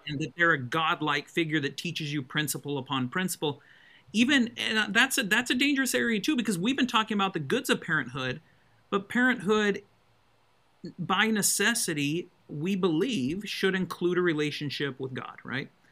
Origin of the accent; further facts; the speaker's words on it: Colorado, United States; also born or lived in Utah; now in Alabama, United States; I was raised in Colorado